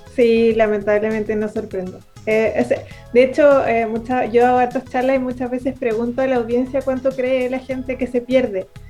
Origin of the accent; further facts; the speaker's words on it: Chile; yo soy chilena